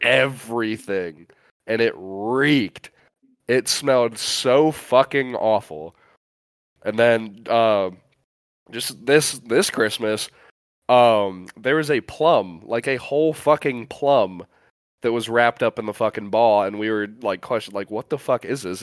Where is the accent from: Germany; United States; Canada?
United States; a Great Lakes state, Midwest; growing up in a Great Lakes state, uh, and just like the, the Midwest in general